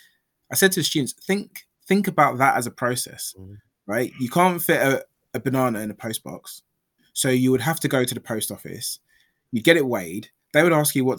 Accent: London, United Kingdom; I was born in London.

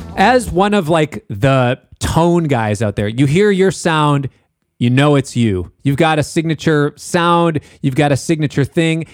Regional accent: Minneapolis, Minnesota, United States; I'm from Minneapolis.

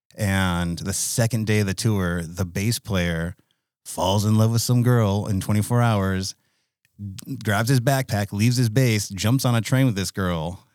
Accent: United States; I'm American

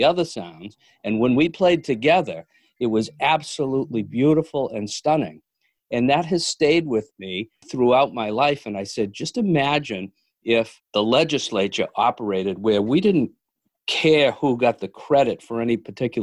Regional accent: Milford, Massachusetts, United States; I grew up in Milford, Mass

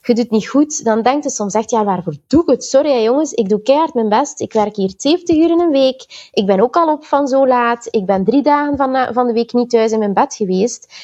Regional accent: Belgium; also born or lived in Antwerp / Sint-Niklaas / Ghent / Tilburg; ik ben een Belgische

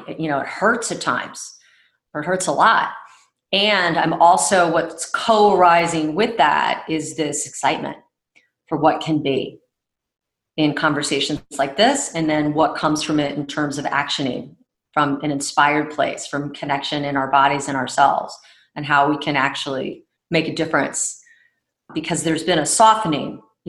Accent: Houston, Texas, United States; born there; also born or lived in Egypt; I was born in Houston, Texas. Uh-huh. And from a very early age, we traveled a lot, spent time, now in reflection, like, of course, I spent time in Egypt near the pyramids

